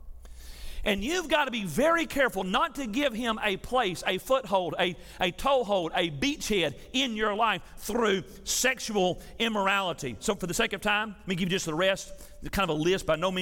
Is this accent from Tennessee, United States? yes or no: yes; Tennessee, United States; I'm from Tennessee